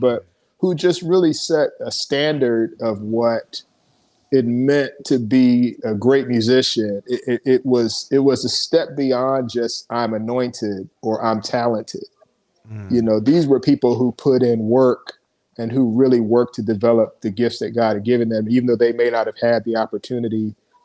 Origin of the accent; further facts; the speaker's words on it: Philadelphia, Pennsylvania, United States; we grew up in Philadelphia